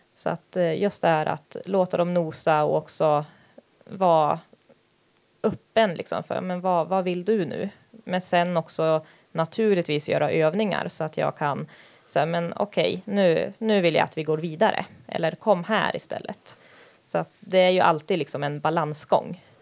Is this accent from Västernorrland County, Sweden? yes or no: yes; Härnösand, Västernorrland County, Sweden; jag är uppvuxen här